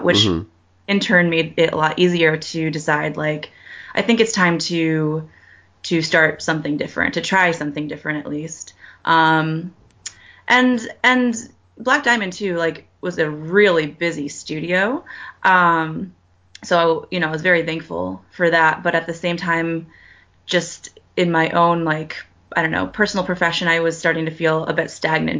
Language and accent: English; Connecticut, United States; born or raised there; moved away as an adult